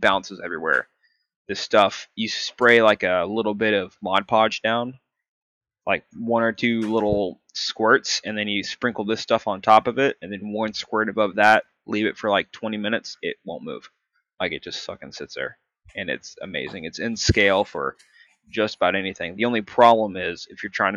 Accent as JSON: {"language": "English", "country": "United States", "said": "I am American"}